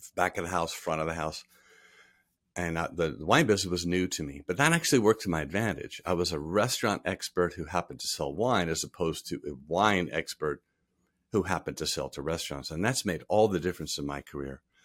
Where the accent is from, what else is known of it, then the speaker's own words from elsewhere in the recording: Rhode Island, United States; moved away as an adult; also born or lived in Texas / Providence; now in Covington, United States; I grew up in Rhode Island. I grew up in the southern part of the state on the beaches.